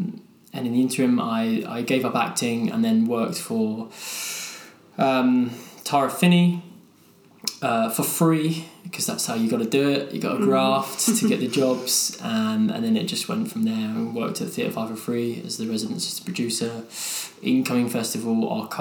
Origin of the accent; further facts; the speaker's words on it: London, United Kingdom; also born or lived in Hull; I was born and raised in Greenwich, South East London